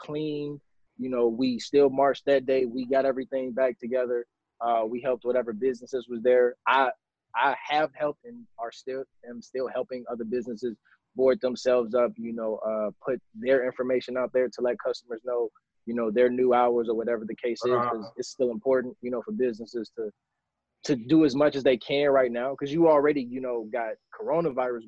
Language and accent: English; Chicago, Illinois, United States; now in Milwaukee, United States; I'm from Chicago, but I've been in Milwaukee for a few years